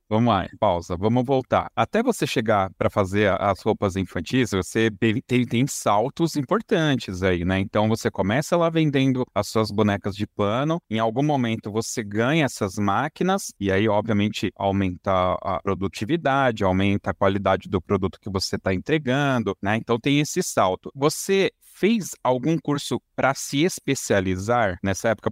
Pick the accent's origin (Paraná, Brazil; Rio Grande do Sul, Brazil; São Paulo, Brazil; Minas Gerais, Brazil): São Paulo, Brazil; na minha infância, né, aqui em São Paulo